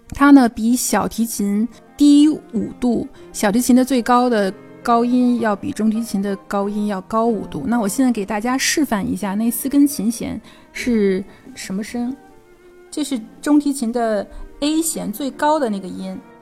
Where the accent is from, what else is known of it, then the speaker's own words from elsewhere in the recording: China; 我们中国人